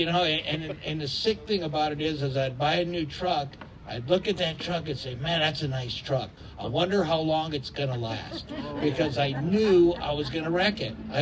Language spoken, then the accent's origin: English; La Puente, California, United States; I grew up in La Puente